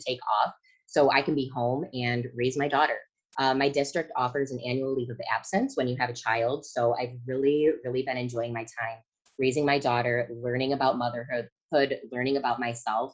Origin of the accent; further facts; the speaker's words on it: Michigan, United States; I'm from Michigan